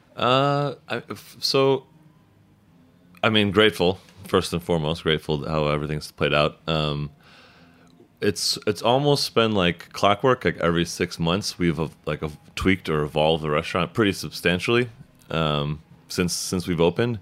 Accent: about an hour south of Chicago, southern Illinois, United States; now in Brooklyn, United States; I grew up like a, about an hour south of Chicago

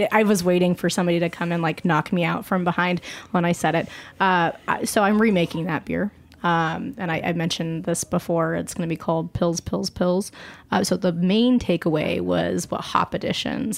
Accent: Colorado, United States; moved away; I'm from Colorado originally

